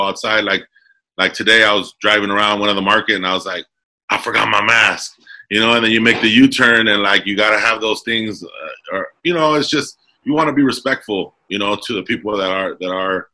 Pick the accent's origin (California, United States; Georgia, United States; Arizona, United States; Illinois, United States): California, United States; Commerce; also born or lived in Alhambra, California; I grew up in Southeast Los Angeles, City of Commerce